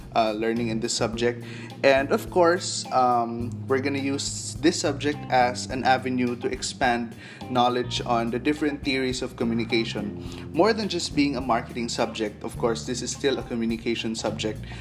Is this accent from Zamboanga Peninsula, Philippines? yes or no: yes; Zamboanga City, Zamboanga Peninsula, Philippines; I'm from Zamboanga City.